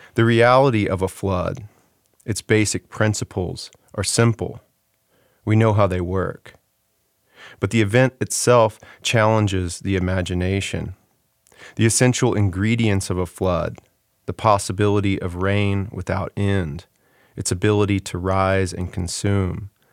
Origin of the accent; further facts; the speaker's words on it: Houston, Texas, United States; moved away as an adult; I sort of despised growing up in Texas and, and left pretty quickly